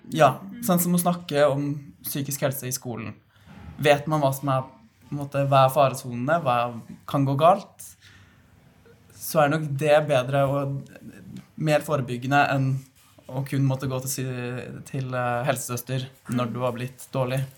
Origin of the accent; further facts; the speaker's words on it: Fredrikstad, Østfold, Norway; Jeg kommer jo fra Fredrikstad